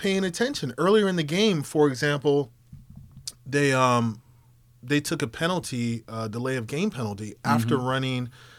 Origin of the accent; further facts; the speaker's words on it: Virginia, United States; Like, since I was a little kid growing up in Virginia, I've been a Washington fan.